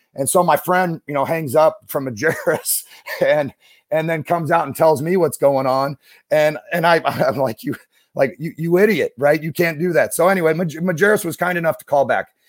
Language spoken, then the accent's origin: English; Issaquah, Washington, United States; now in Saint Louis, United States; I grew up outside of Seattle, um, in, uh, in a town called Issaquah